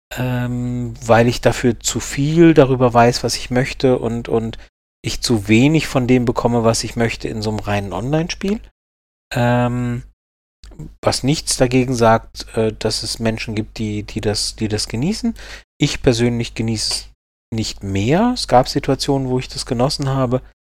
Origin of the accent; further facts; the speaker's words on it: Karlsruhe, Baden-Württemberg, Germany; bin ich ja aus Baden und äh, also Karlsruhe, Baden